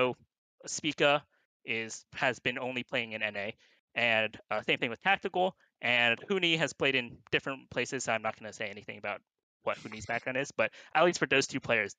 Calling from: Irvine, California, United States; Irvine, California.

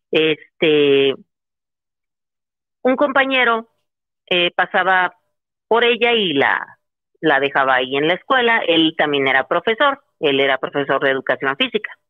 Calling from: Tizayuca, Hidalgo, Mexico; ¿De dónde? De Tizayuca, Hidalgo.

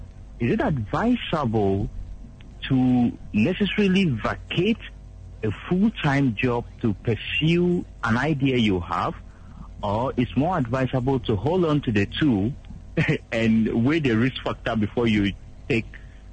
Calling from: Enchi, Western North Region, Ghana; Nuruddin, I'm calling from Enchi.

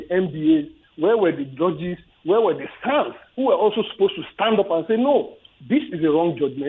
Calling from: Ajah, Lagos, Nigeria; I'm calling from Ajah.

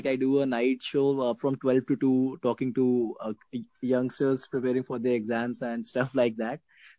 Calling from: Lucknow, Uttar Pradesh, India; I am talking from Lucknow, India.

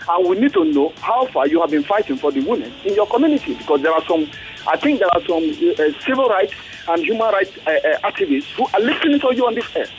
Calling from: Lagos, Nigeria; I'm calling from Lagos.

